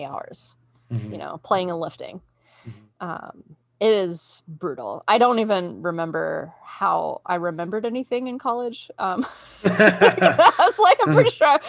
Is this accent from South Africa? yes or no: no; Australia; moved away as an adult; now in United States; I grew up in Australia